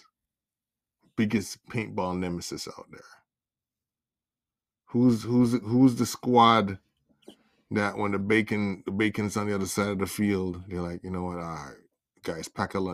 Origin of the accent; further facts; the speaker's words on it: Jamaica; As a Jamaican